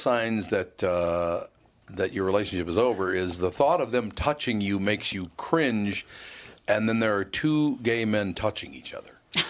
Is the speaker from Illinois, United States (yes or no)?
yes; Chicago, Illinois, United States; born there; Well, I was born in Chicago.